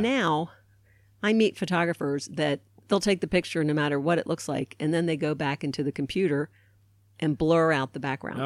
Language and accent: English; Baltimore, Maryland, United States; I grew up in Baltimore, Maryland